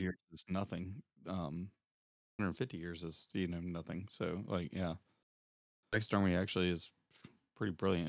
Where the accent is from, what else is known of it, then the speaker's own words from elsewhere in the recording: the South, United States; I'm from the South